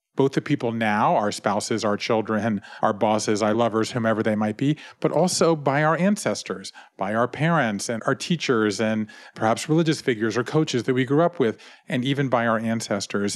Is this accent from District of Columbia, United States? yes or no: no; Savannah, Georgia, United States; I grew up in Savannah, Georgia, in a family business